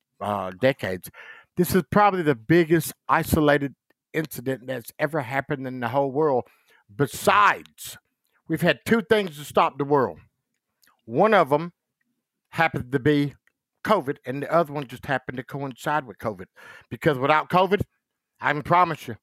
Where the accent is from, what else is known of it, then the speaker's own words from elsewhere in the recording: Goldsboro, North Carolina, United States; also born or lived in Rapid City, South Dakota; now in Gettysburg, South Dakota, United States; I grew up in a little old town called Goldsboro, North Carolina